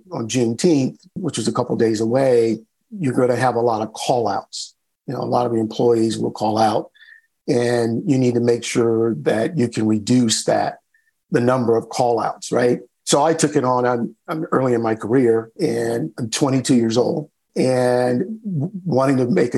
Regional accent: North Carolina, United States; moved away as an adult; also born or lived in Houston, Texas; I grew up in North Carolina in the South in the 50s, 60s, and 70s

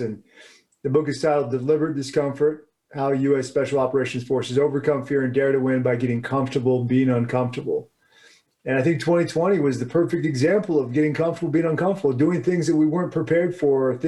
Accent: Springfield, Virginia, United States; I'm a guy from Washington, D.C., from Springfield, Virginia, that area.

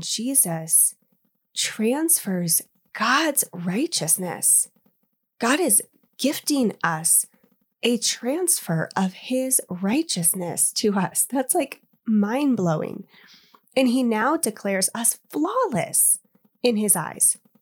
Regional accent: Indiana, United States; now in Colorado, United States; growing up in Indiana, we had fireflies

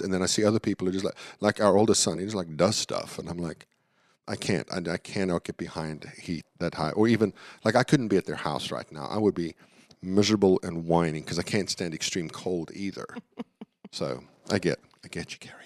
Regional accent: Dallas, Texas, United States; the team in my hometown went to the Super Bowl

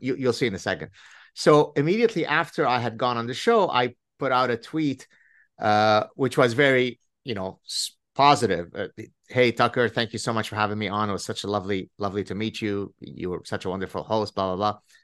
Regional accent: Lebanon; moved away; We were inseparable growing up in Lebanon

